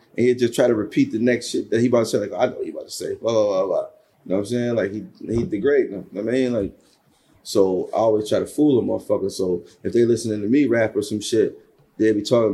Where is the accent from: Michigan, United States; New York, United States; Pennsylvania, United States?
New York, United States; Buffalo; What was it like growing up in Buffalo for you? Buffalo was wild.